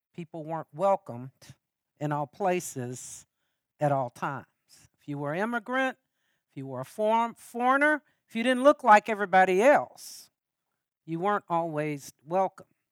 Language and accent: English; Lexington, United States; I'm from Lexington.